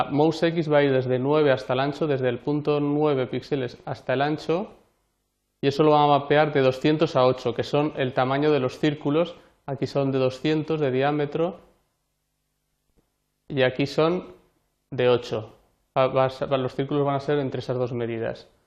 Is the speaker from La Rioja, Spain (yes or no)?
yes; Anguiano, La Rioja, Spain; Fotografía de la danza de Anguiano, eh, mi pueblo, de La Rioja, y una danza muy, muy importante e interesante